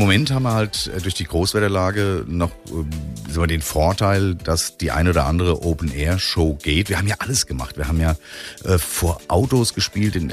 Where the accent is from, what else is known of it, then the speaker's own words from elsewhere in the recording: Bingen am Rhein, Rhineland-Palatinate, Germany; moved away; also born or lived in Frankfurt / Offenbach; Gebürtig in Bingen